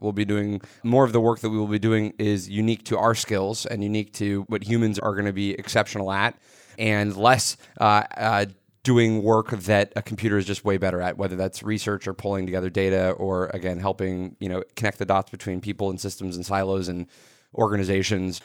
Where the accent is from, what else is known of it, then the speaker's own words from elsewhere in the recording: suburban area around Microsoft, Washington, United States; I grew up in a suburban area that had technology deep in our community 'cause I grew up around Microsoft.